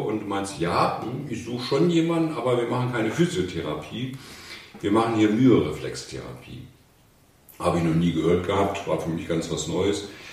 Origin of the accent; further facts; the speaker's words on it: Hanover, Lower Saxony, Germany; Ich komme aus Hannover